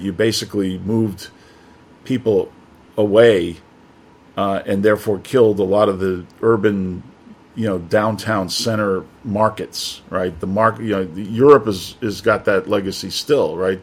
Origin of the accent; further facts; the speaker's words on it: New York, United States; moved away as an adult; also born or lived in Detroit; now in Shanghai, China; I'm from New York